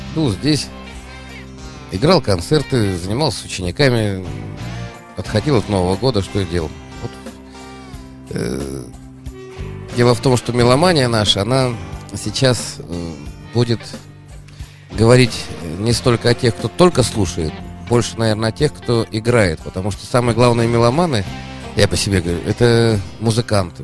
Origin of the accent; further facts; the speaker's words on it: Saint Petersburg, Russia; как питерский житель